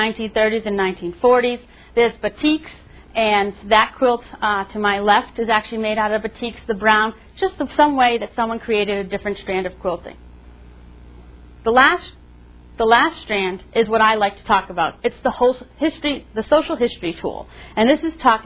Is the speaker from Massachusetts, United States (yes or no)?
yes; Massachusetts, United States; moved away; I'm from Massachusetts, half my family Red Sox, half Yankees